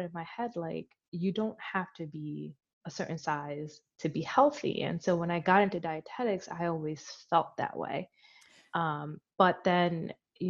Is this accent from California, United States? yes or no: no; Philadelphia, Pennsylvania, United States; I grew up in Philly, so I grew up in a very